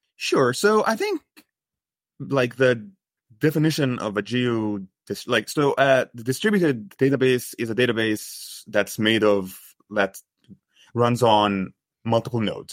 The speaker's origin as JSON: {"language": "English", "country": "Egypt", "tie": "born or raised there", "moved": "as an adult", "lives_now": "United States", "said": "I grew up in Egypt. I studied computer science, and then I moved to the U S"}